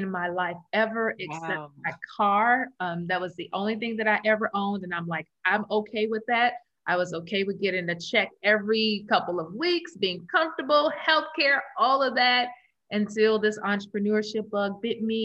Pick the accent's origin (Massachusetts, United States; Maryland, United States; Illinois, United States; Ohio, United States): Illinois, United States; Chicago; also born or lived in Maryville, Missouri; I am born and raised in Chicago. I am a city girl